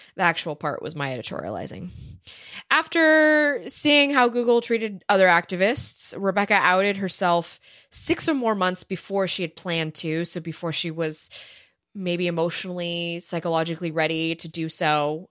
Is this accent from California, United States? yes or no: yes; California, United States; I am from California